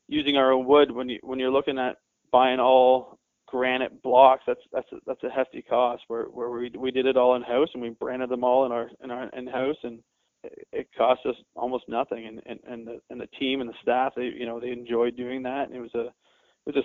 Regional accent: Canada; As a Canadian kid, that was life

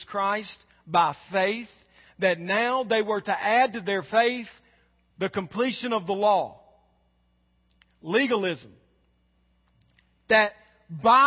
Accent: the South, United States; We were raised in Southern, polite, middle class, church-going culture

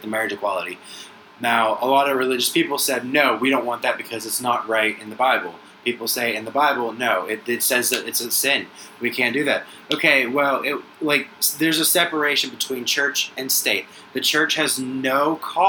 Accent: United States; us as an American people, as American people

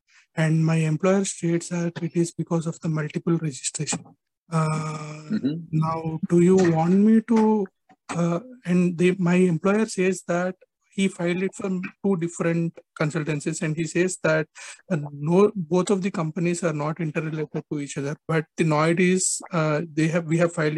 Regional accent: India; I'm actually from India.

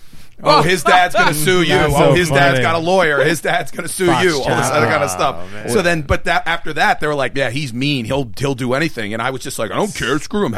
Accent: Pittsburgh, Pennsylvania, United States; also born or lived in Texas; when I moved back from Texas, I was in Texas garb, which means basically the jeans were a lot more blue. And then I come back to Pittsburgh in 1987

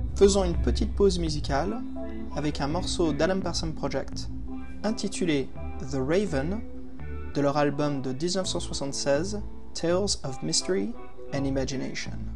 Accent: France; also born or lived in United States; quand je suis venu, j'ai déménagé et fait la suite de mon enfance en France

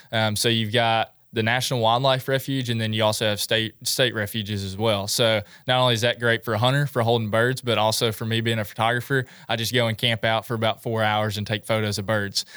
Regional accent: Milan, Tennessee, United States; also born or lived in Murfreesboro, Tennessee; I was born and raised in Milan, Tennessee.

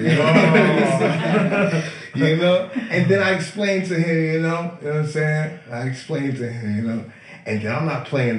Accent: New England, United States; Saying, like, I'm from New England, man.

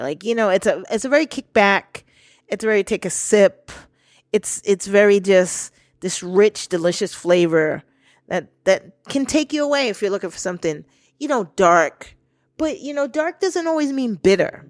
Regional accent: New York, United States; I was born and raised in New York, I got southern based relatives

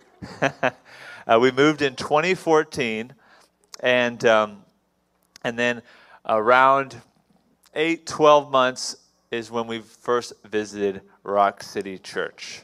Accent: Houston, Texas, United States; I was born in Houston, Texas

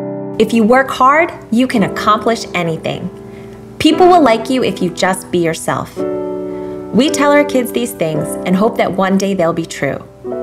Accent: New York, United States; I grew up on Long Island, below the poverty line and often without hope.

